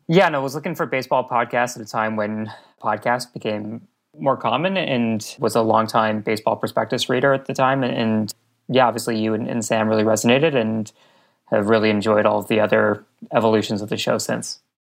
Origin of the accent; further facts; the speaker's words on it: Montreal, Quebec, Canada; I grew up in Montreal